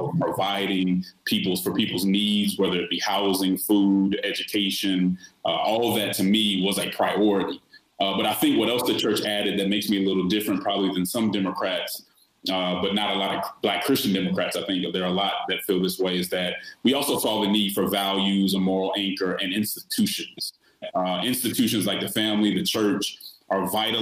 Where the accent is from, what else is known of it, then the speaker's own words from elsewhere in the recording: Denver, Colorado, United States; I'm originally from Denver, Colorado, and so I grew up I grew up looking up to elected officials like Mayor Wellington Webb